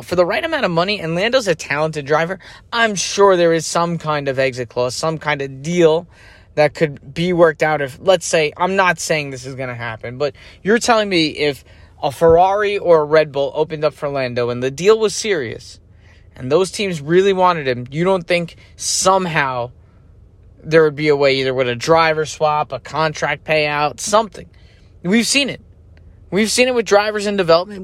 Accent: United States; as an American

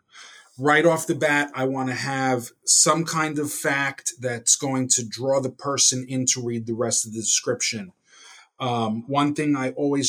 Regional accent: Hillsdale, New Jersey, United States; I come from Hillsdale, New Jersey, which is a small town in northern Bergen County

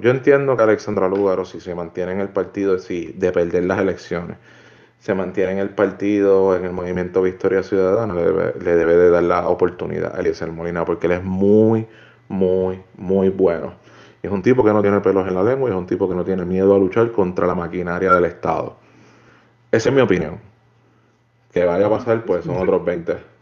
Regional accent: Puerto Rico; moved away as an adult; now in United States; estoy pendiente a las de Puerto Rico porque sinceramente es mi tierra

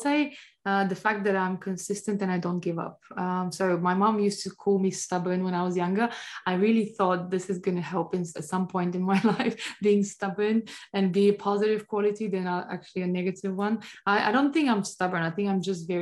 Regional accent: Bulgaria; moved away; My home country, Bulgaria

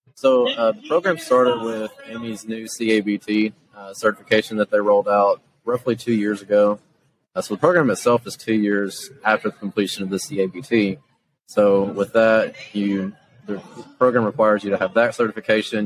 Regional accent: Jackson, Tennessee, United States; I'm from Jackson, Tennessee, is where we're located

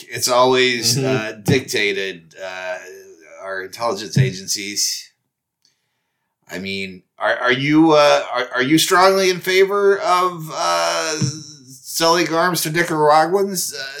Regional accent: Kansas, United States; We're from Kansas.

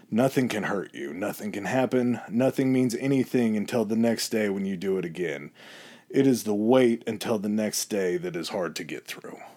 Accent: Chicago, Illinois, United States; I'm from {S1} Chicago, babe. I'm not from France.

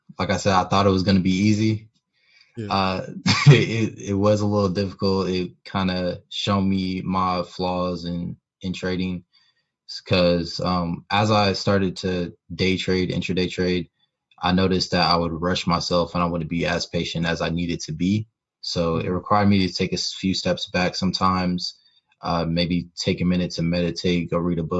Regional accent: Indianapolis, Indiana, United States; born and raised in Indianapolis, Indiana.

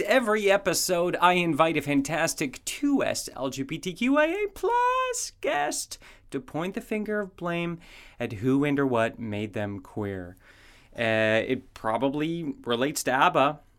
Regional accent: Canada; moved away; also born or lived in United States; I'm from Canada.

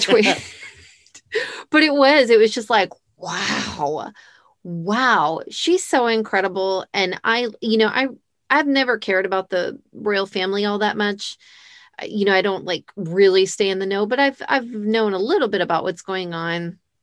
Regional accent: United States; growing up in America

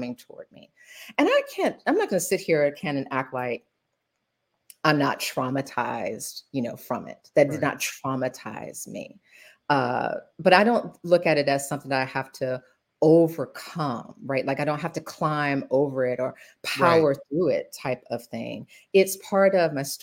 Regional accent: Macon, Georgia, United States; growing up in Macon

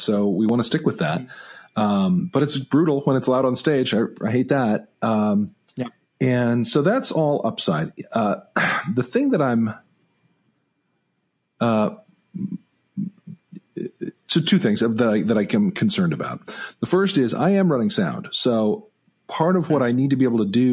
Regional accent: Greensboro, North Carolina, United States; Center City Park in Greensboro here, my hometown

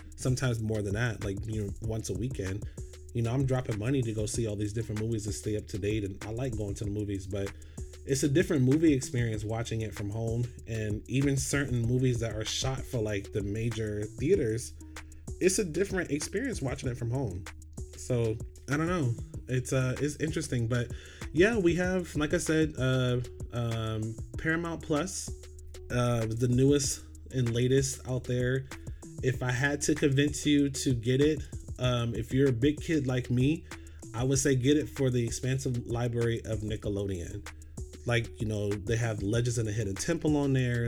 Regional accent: Orlando, Florida, United States; I grew up in Orlando, Florida

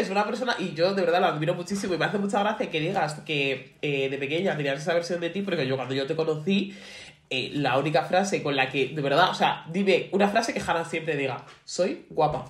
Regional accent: Getafe, Community of Madrid, Spain; Yo siempre soy de Getafe

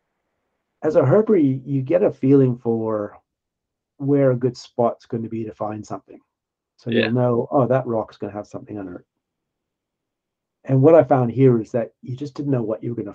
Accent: Winnipeg, Manitoba, Canada; moved away as an adult; now in Sydney, Australia; as a kid growing up in Winnipeg

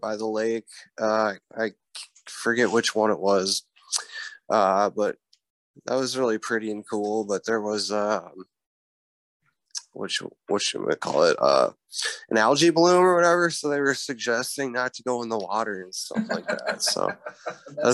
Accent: Dubuque, Iowa, United States; growing up in Dubuque

